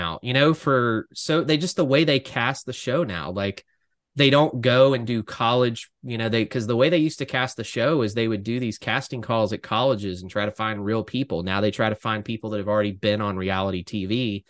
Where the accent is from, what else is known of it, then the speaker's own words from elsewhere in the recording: Alabama, United States; I'm from Alabama